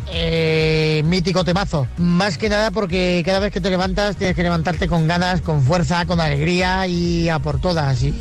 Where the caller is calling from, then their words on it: Madrid, Community of Madrid, Spain; de Madrid.